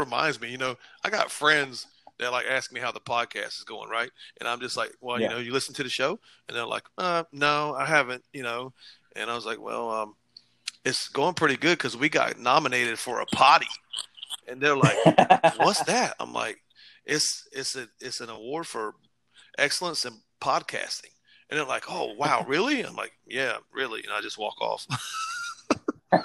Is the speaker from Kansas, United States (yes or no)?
no; Iowa, United States; So I'm from Iowa.